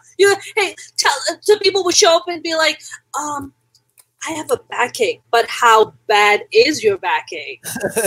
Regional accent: Pakistan; also born or lived in New York City, United States; now in Los Angeles, United States; Born and raised in Pakistan

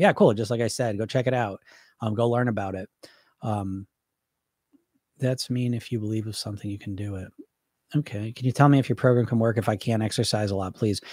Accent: United States; I'm from America

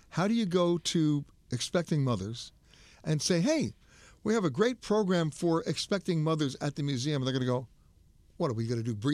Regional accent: Sacramento, California, United States; moved away as an adult; also born or lived in New York; to my hometown

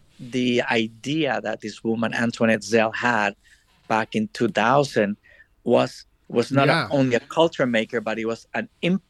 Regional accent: El Salvador; moved away as an adult; also born or lived in Washington, D.C. / Miami; I was born and raised in El Salvador.

